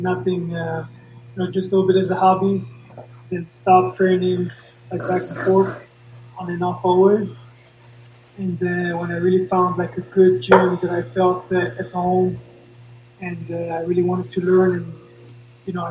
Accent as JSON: {"language": "English", "town": "Paris", "region": "Île-de-France", "country": "France", "tie": "born there", "said": "I was born in Paris."}